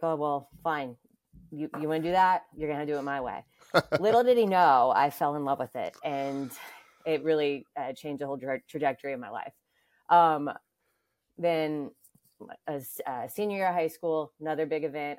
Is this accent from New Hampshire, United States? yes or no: no; Atlanta, Georgia, United States; moved away as an adult; now in New York, United States; I'm originally from Atlanta, Georgia.